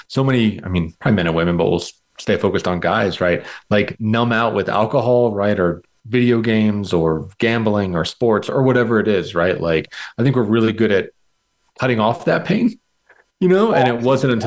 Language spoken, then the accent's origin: English; United States; I was born in America. My parents are immigrants.